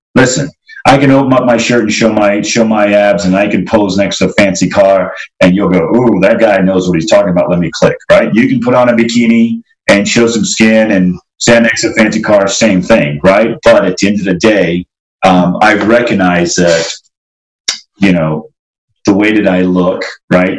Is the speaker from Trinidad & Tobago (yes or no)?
yes; Trinidad & Tobago; grew up in Trinidad